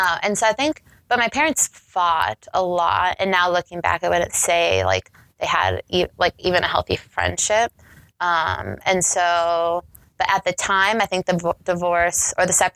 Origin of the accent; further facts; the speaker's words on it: Eagan, Minnesota, United States; also born or lived in Lakeville, Minnesota / Apple Valley, Minnesota; I grew up in Eagan, Napa Valley area. I went to Eastview High School